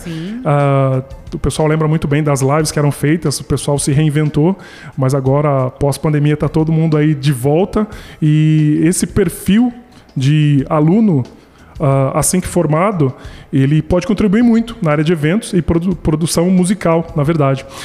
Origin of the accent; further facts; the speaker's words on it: Brazil; eu também sou brasileiro